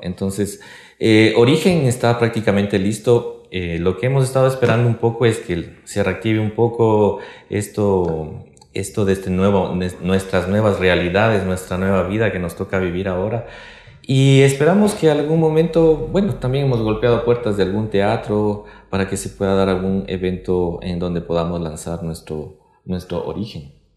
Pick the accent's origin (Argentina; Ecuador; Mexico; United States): Ecuador; de acá de Quito, del Ecuador